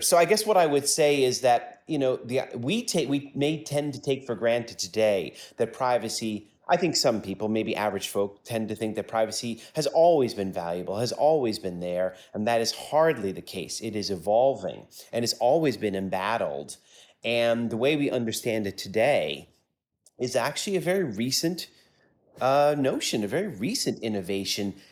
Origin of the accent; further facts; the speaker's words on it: United States; I grew up in the States, in the United States